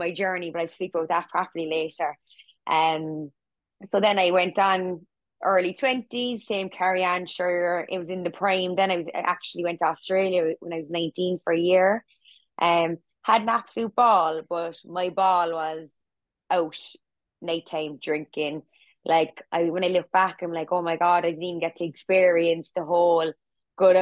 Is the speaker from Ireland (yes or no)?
yes; Cork, Munster, Ireland; I'm from Cork.